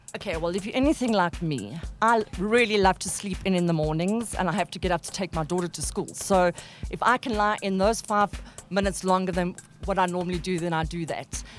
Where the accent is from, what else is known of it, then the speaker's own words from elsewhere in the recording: South Africa; We are South African